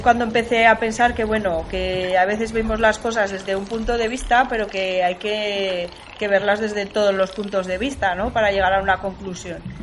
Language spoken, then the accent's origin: Spanish; Zaragoza, Aragon, Spain; yo quiero creer que yo he nacido en Zaragoza, pero soy de la Tierra, del planeta Tierra